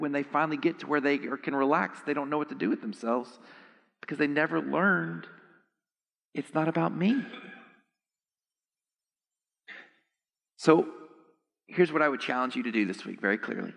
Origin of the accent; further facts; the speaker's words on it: Texas, United States; I'm actually from Texas